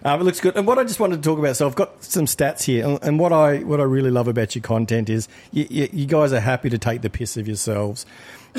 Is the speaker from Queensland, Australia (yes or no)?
no; Victoria, Australia; I grew up in Victoria